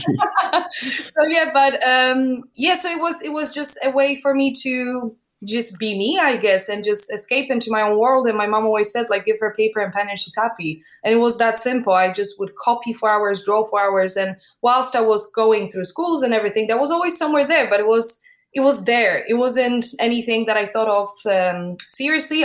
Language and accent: English; Poland; moved away as an adult; now in London, United Kingdom; I was born in Poland.